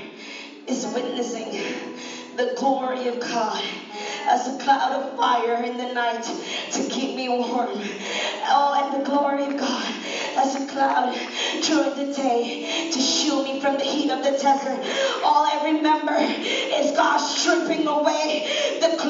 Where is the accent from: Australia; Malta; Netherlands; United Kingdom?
Netherlands; moved away; I'm a Dutch citizen. I was brought up in Holland